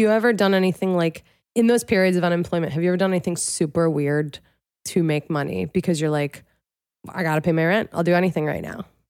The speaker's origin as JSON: {"language": "English", "town": "Philadelphia", "region": "Pennsylvania", "country": "United States", "said": "That's where I'm from, the main line"}